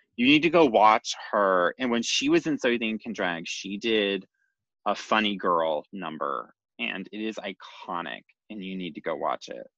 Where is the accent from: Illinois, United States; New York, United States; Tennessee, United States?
Tennessee, United States; Nashville; growing up in Nashville